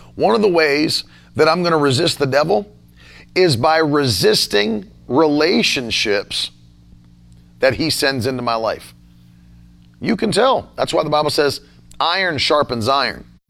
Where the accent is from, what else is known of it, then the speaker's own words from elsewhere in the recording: United States; as an American citizen because I'm not a citizen of your nation. I'm a citizen of America